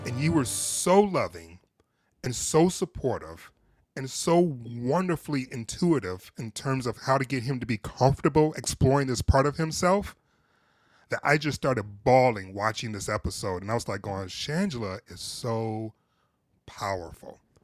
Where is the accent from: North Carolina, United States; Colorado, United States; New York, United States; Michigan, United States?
Michigan, United States; Detroit; I'm originally from Detroit, but my folks, both my parents are originally from the South